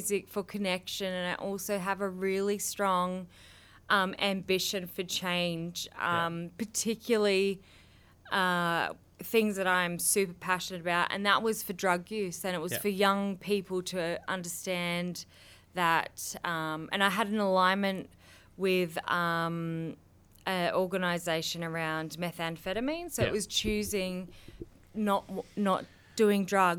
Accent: Queensland, Australia; I am from Mullaney, Queensland

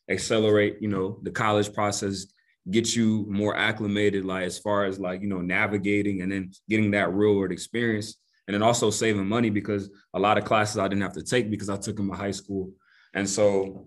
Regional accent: Greensboro, North Carolina, United States; also born or lived in Togo; been living in Greensboro pretty much all my life. Grew up in Greensboro.

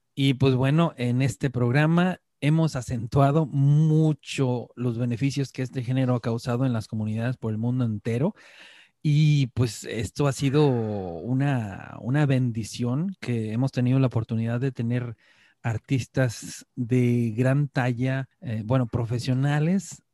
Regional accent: Mexico; moved away as an adult; now in Norway

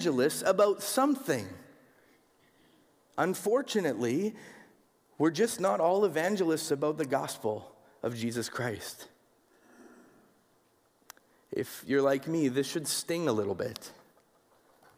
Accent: Winnipeg, Manitoba, Canada; growing up in Winnipeg

